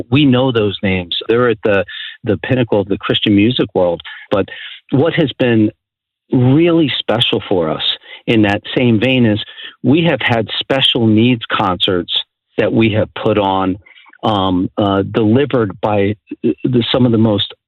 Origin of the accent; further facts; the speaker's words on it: New Jersey, United States; moved away; I'm originally from New Jersey, so sometimes I mumble my words